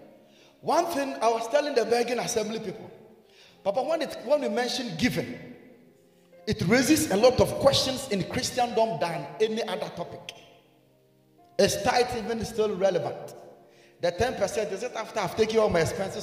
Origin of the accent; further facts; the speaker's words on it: Ghana; I'm a Ghanaian.